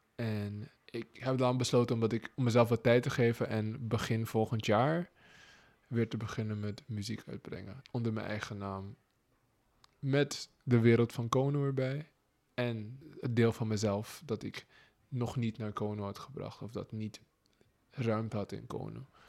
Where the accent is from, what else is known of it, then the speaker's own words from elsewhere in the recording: Suriname; moved away as an adult; now in Netherlands; Als Surinamer, als zwarte man